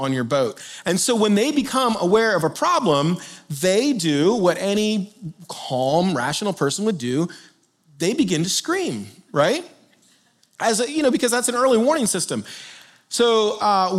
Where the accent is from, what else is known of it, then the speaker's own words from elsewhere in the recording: South Florida, United States; moved away; I grew up in South Florida and learned to boat on the Intracoastal.